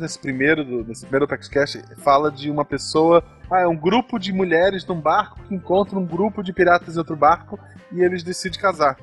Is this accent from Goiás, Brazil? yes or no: no; Florianópolis, Santa Catarina, Brazil; nasci em numa ilha, em Floripa